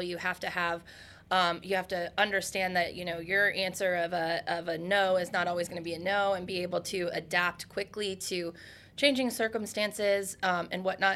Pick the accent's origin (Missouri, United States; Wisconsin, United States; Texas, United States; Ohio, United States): Ohio, United States; That is my home state